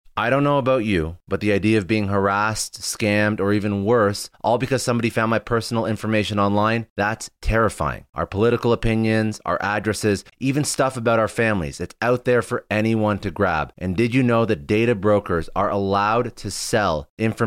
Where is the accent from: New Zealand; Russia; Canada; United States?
Canada; I'm Canadian